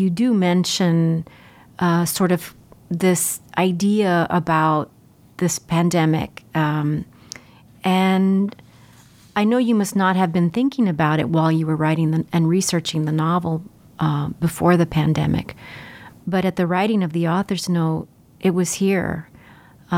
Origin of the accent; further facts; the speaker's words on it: Laredo, Texas, United States; moved away; I'm originally from Laredo